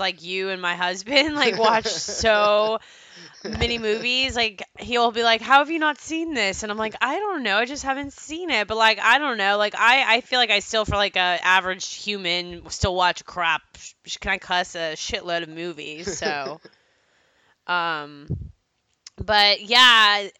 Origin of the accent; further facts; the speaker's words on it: Plano, Texas, United States; growing up in Plano, Texas